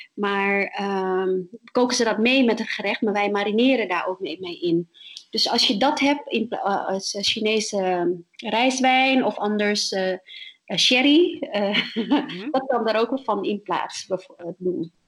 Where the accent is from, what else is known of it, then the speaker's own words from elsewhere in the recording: My Tho, Tiền Giang, Vietnam; now in Netherlands; waar ik vandaan kom, is Mietho, is, eh, de hoofdstad van de provincie, eh, in, in het zuiden van Vietnam, aan de Mekong-delta